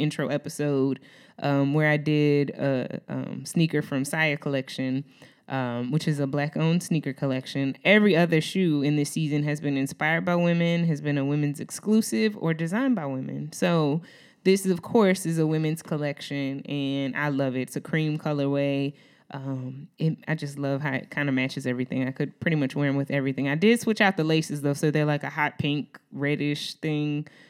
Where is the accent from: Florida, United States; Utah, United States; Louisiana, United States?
Louisiana, United States; New Orleans; because I'm from New Orleans.